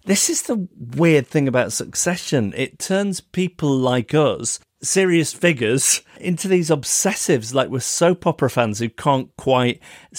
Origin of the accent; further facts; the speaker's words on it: United Kingdom; accent: British; my British accent.